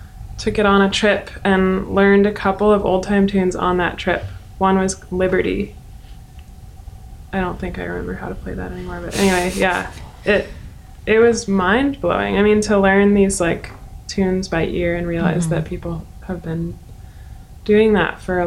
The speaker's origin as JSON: {"language": "English", "town": "Seattle", "region": "Washington", "country": "United States", "tie": "born or raised there", "said": "I grew up in Seattle"}